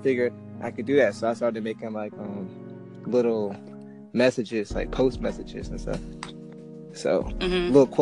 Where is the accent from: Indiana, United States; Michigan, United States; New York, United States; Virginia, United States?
Virginia, United States; Hampton; I'm from Hampton, Virginia.